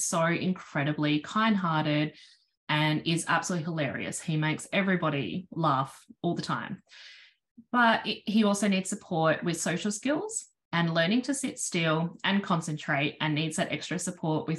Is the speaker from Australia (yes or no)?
yes; South Australia, Australia; I'm from South Australia.